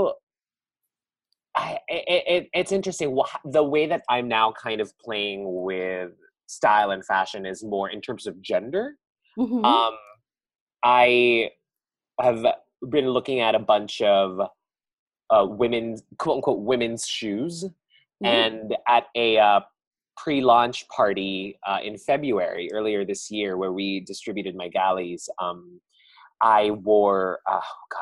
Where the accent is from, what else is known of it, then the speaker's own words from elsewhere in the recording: Philippines; now in Brooklyn, United States; as Filipino immigrants